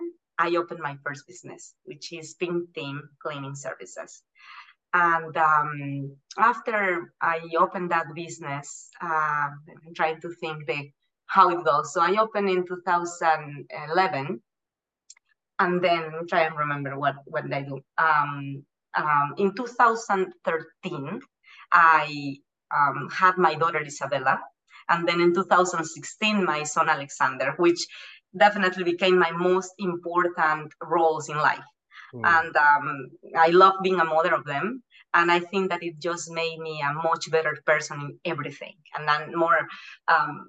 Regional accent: Querétaro, Mexico; moved away as an adult; also born or lived in Aguascalientes, Mexico / Philadelphia, United States / Indianapolis, United States; now in United States; I was born and raised in Aguascalientes and Querétaro, Mexico

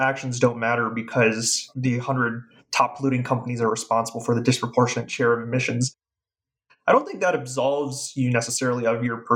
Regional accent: Wisconsin, United States; I'm from Wisconsin.

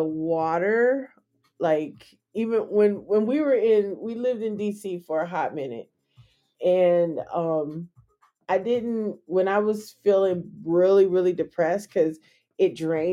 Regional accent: San Francisco Bay Area, California, United States; I'm from the Bay Area

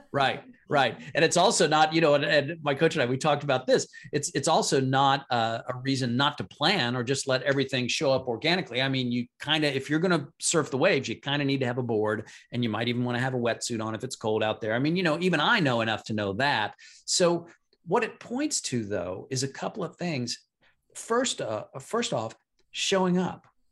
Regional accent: Midwest, United States; I'm from the Midwest

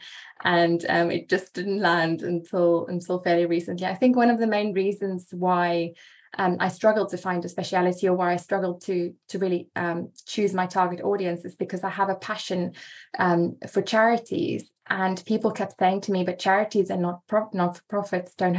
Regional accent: South Africa; also born or lived in England, near Oxford; now in Oxford, United Kingdom; So I am a South African living in the UK

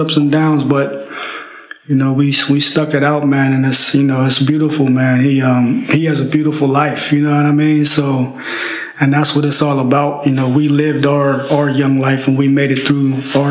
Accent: Pittsburgh, Pennsylvania, United States; I grew up in Pittsburgh, Pennsylvania, little town.

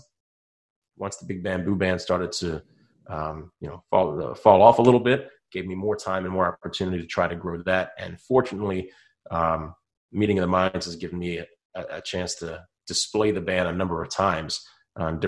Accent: Baltimore, Maryland, United States; moved away as an adult; now in Florida, United States; my hometown in Baltimore

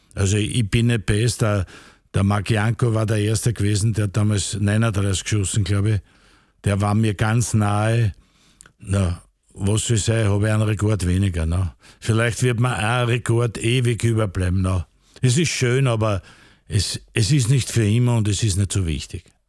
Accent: Vienna, Austria; Ich bin da aufgewachsen, bin am Rapidplatz aufgewachsen

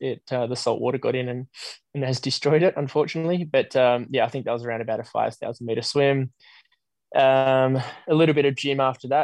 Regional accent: Australia; I was being the Aussie amongst a group of Brits.

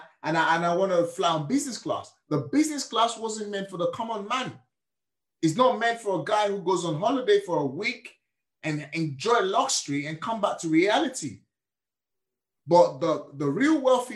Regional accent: Nigeria; now in United Kingdom; I was born and raised in Nigeria.

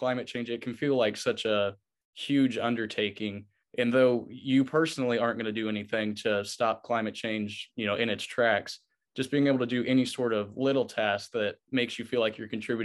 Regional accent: Rushville, Indiana, United States; I'm from Rushville, Indiana

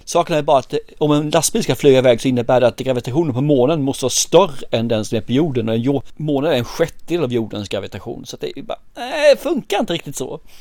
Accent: Sweden; vi svenskar

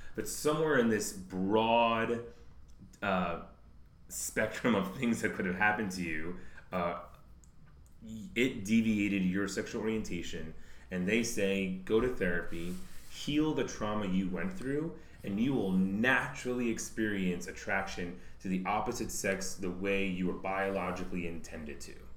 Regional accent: New York City, New York, United States; I'm from the New York City area

